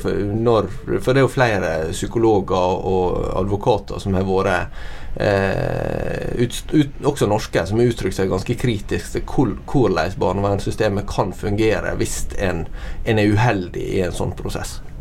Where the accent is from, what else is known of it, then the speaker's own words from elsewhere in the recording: Norway; jeg som nordmann